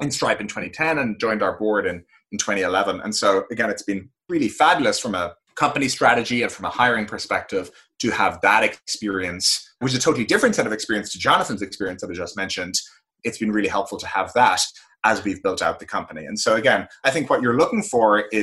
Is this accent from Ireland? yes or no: yes; Ireland; moved away as an adult; also born or lived in San Francisco, United States; now in United States; I grew up in Ireland. I spent all my years there until I moved out to the United States for college